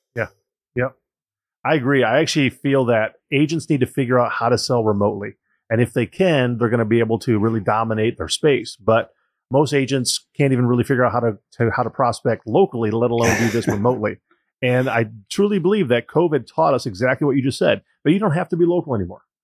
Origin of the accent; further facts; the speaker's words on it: Joliet, Illinois, United States; I was born and raised in Joliet, Illinois